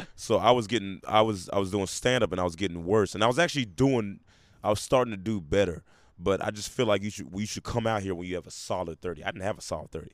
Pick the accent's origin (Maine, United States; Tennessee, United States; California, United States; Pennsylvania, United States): Tennessee, United States; Memphis; also born or lived in Portland, Oregon; I was raised most of my adolescence in Memphis, Tennessee